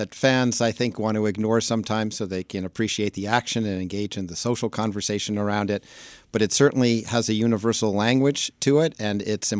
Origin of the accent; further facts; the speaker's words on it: New York City, New York, United States; accent: New Yorker; moved away as an adult; also born or lived in Massachusetts / Washington, D.C.; I grew up in Manhattan, then went to college in Massachusetts and came down to D.C. just after